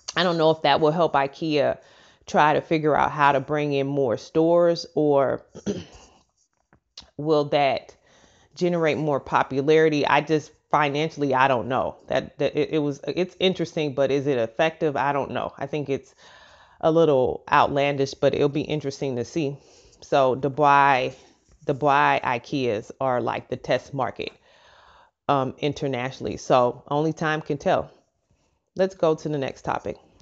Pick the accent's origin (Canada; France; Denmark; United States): United States; St. Louis, Missouri; moved away as an adult; also born or lived in Memphis, Tennessee; we're both from St. Louis, Missouri. We both lived in Memphis